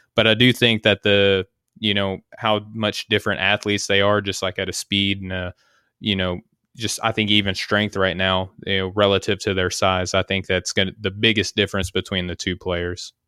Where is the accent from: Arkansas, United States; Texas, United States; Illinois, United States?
Arkansas, United States; That's where I'm from. That's my my home state of Arkansas